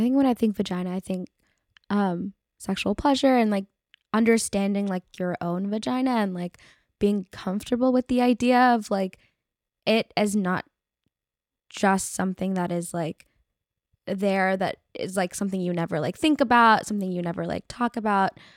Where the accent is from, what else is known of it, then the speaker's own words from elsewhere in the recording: Bay Area, California, United States; I grew up in the Bay Area